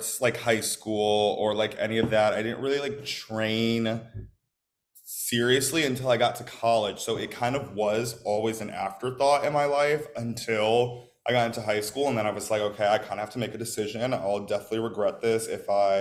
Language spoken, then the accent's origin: English; Oak Park, Illinois, United States; moved away; I'm from Chicago. I'm from Oak Park, Chicago.